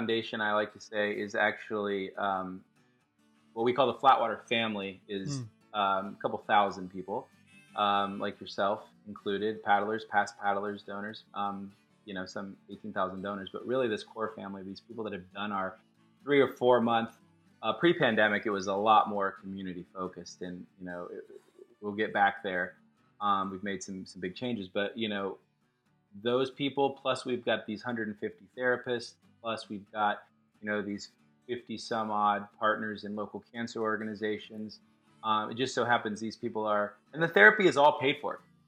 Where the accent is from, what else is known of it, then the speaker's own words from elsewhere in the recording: Austin, Texas, United States; moved away as an adult; also born or lived in New York / San Francisco; I was born and raised in Austin, and I lived around and traveled for work and New York and San Fran. So I'm back home